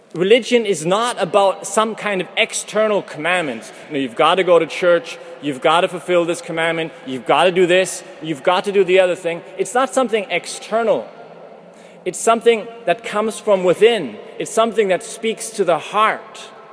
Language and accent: English; Canada; moved away as an adult; now in Vienna, Austria; from Canada